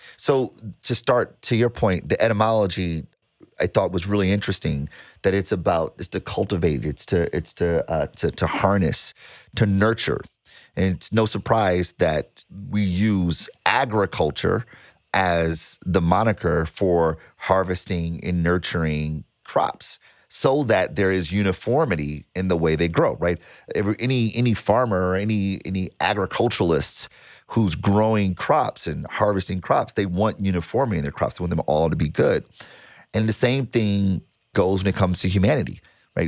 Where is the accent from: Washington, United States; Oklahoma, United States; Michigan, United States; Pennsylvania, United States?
Michigan, United States; Detroit; I was born and raised in Detroit